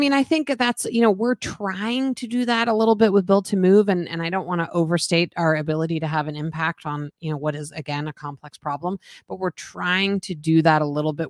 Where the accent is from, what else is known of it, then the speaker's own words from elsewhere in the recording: Boulder, Colorado, United States; moved away; I grew up in Boulder